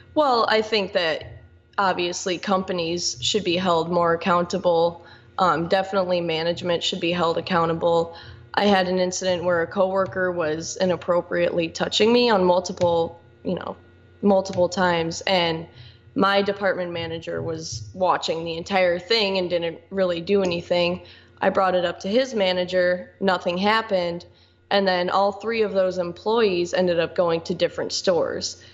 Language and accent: English; Michigan City, Indiana, United States; I'm from Michigan City. I've lived here my entire life, 21 years old